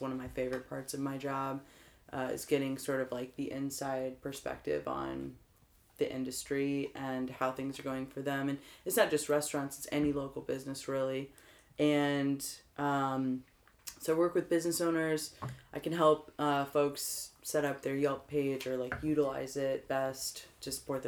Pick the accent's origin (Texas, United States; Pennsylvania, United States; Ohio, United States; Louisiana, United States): Ohio, United States; Dayton; moved away as an adult; now in St. Louis, United States; I'm originally from Dayton, Ohio, and for folks who don't know where Dayton is, it's like an hour north of Cincinnati